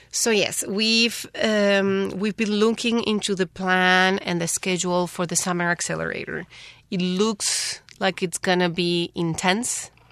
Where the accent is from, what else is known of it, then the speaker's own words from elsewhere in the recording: Paraguay; moved away as an adult; now in Taiwan; I'm from Paraguay.